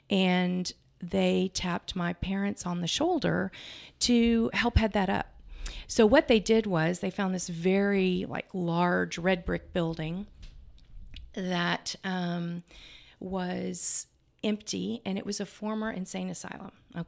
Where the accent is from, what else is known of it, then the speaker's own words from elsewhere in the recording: Houston, Texas, United States; born there; I was born in Houston with my brother and I in this apartment, and my biological dad was offshore.